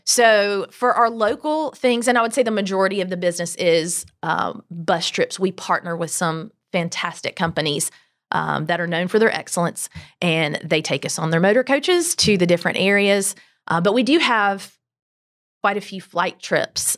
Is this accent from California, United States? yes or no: no; Greenville, South Carolina, United States; I am from Greenville. We've been here, well, I've lived here since I was five, so I claim it. Uh, grew up in Berea